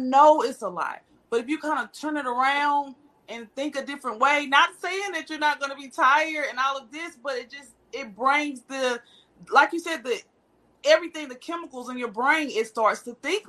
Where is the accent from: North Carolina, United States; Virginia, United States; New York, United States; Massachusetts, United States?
North Carolina, United States; I'm from North Carolina. I'm a country girl.